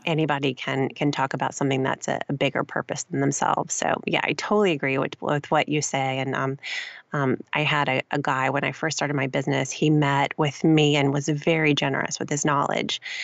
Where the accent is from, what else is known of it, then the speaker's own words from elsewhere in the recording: Gulf Coast of Mississippi, United States; moved away as an adult; also born or lived in Louisiana / Spartanburg, South Carolina / Houston, Texas; now in Chicago, United States; I grew up on the Gulf Coast of Mississippi